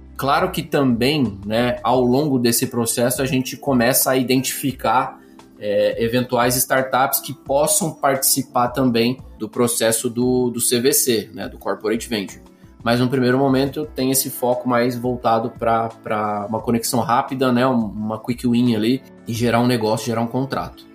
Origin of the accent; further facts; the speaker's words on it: Campinas, São Paulo, Brazil; sou nascido aqui no Brasil, nascido em Campinas